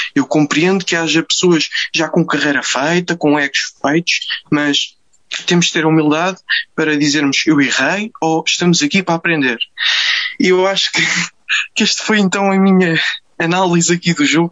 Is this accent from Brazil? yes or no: no; Amadora, Lisbon, Portugal; agora também sou da Amadora